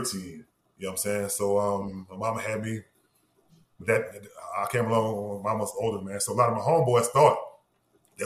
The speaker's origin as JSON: {"language": "English", "town": "Norco", "region": "Louisiana", "country": "United States", "tie": "born or raised there", "also_born_or_lived": "New Orleans / Pittsburgh / Lawrenceville, Georgia", "moved": "as an adult", "said": "growing up on the outskirts of New Orleans in the 90s, late 80s, mid-80s, late 80s, early 90s"}